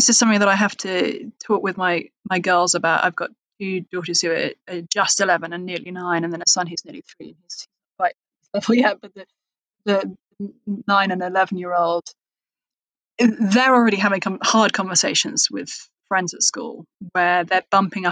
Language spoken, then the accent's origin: English; United Kingdom; moved away as an adult; now in United States; if you're English in America